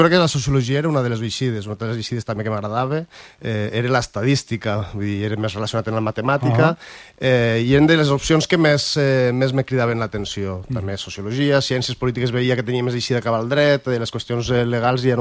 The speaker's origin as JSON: {"language": "Catalan", "town": "Peñarroya de Tastavins", "region": "Aragon", "country": "Spain", "said": "De Penyarroja de Tastavins"}